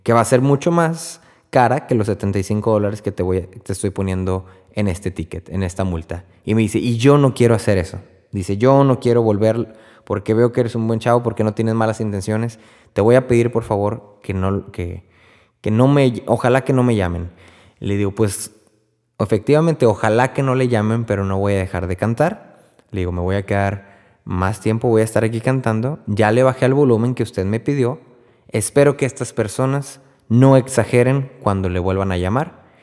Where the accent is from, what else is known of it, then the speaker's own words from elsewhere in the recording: Texas, United States; yo soy de Texas